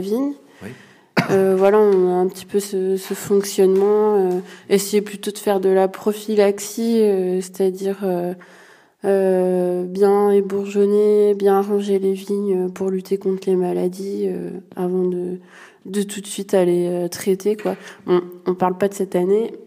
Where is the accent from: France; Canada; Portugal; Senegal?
France; Ardèche, Auvergne-Rhône-Alpes; je suis originaire de l'Ardèche